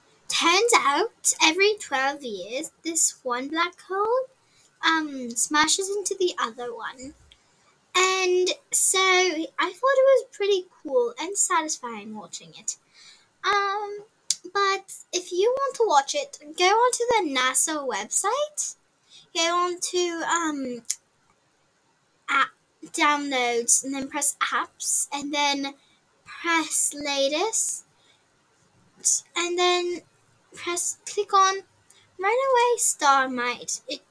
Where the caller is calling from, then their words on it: Alberta, Canada; from Canada. Alberta, Canada.